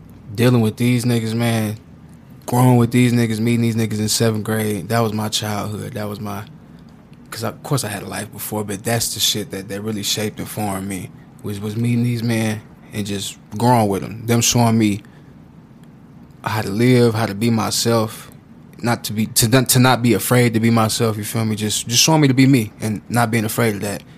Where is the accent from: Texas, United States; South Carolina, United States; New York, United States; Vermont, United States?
Texas, United States; Austin; also born or lived in San Antonio; We're called Austinites